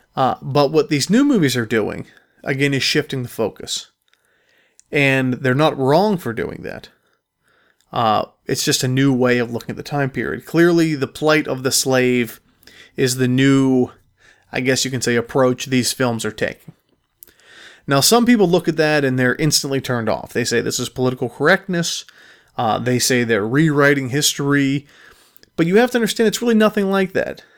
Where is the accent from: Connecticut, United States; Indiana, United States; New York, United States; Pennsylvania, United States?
Pennsylvania, United States; Pittsburgh; I am from Pittsburgh